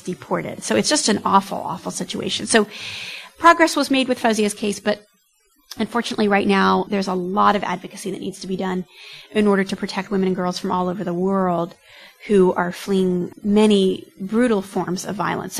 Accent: United States; I'm American by ethnicity, European, Caucasian American

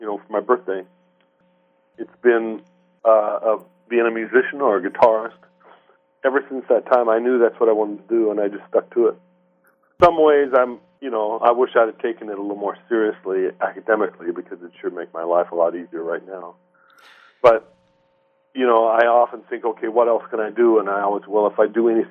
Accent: Shoreline, Washington, United States; I grew up in the Seattle area, in what is now called Shoreline.

